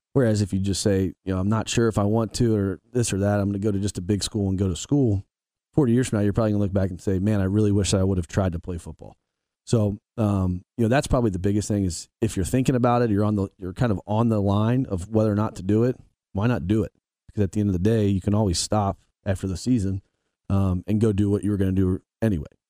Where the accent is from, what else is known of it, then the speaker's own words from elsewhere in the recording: Northern Kentucky, United States; I'm from Northern Kentucky